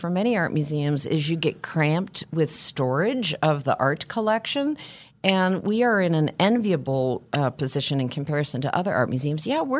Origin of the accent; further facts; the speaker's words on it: West Coast, United States; I'm one of those Americans that moved growing up and moved as an adult, but I am a West Coast person, and I discovered that when I lived on the East Coast for 8 years.